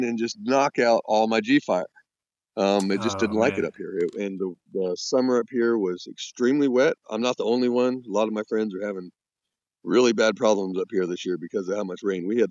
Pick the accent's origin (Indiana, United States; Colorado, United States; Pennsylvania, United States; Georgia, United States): Colorado, United States; now in Maine, United States; Growing up in Colorado